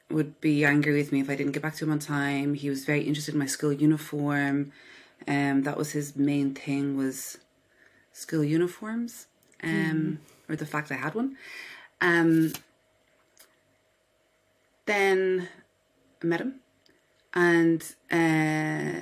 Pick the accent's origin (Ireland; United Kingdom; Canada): Ireland; Dublin, Leinster; I was born in Dublin, Ireland. I live here on my own with my dog. Yeah, I grew up in the suburbs of Dublin, a suburb called Killiney.